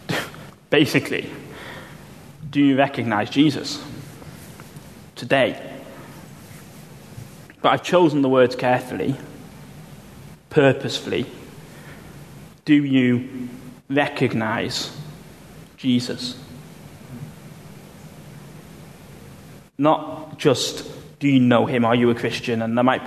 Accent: United Kingdom; I'm a British

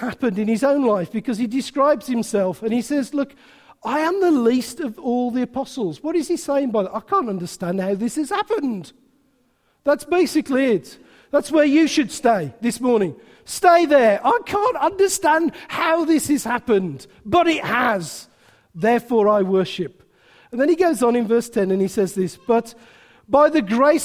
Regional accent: England, United Kingdom; we're very English

